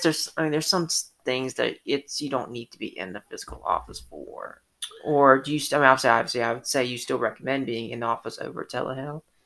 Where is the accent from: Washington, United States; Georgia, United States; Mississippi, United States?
Georgia, United States; Atlanta; I grew up in Atlanta